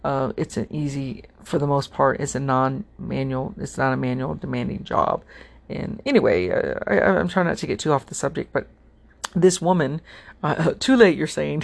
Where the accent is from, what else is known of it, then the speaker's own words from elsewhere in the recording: United States; I'm American doesn't mean my family didn't come from a foreign country